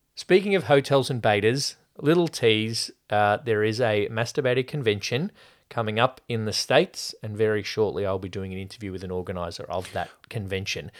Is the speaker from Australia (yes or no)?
yes; Australia; speaking as Australian